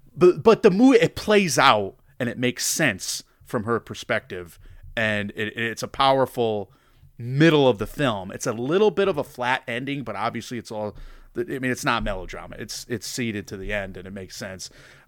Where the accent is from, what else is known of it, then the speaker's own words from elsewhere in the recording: Connecticut, United States; You're a UConn guy, obviously. We're from Connecticut.